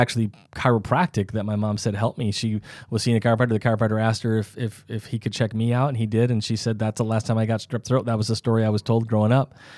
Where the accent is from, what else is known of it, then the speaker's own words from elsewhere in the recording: South Dakota, United States; I'm from South Dakota, so there's not very many hills